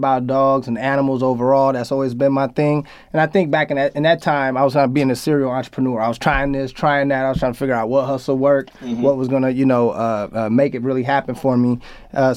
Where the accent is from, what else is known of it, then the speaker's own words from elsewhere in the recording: Oakland, California, United States; moved away as an adult; also born or lived in Washington; now in Los Angeles, United States; I moved from Washington, I came back to the Bay, but I was like, I don't want to go back to Oakland